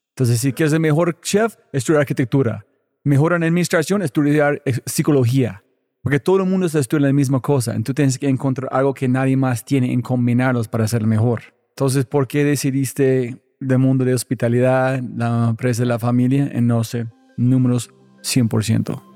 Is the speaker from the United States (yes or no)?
yes; United States; soy gringo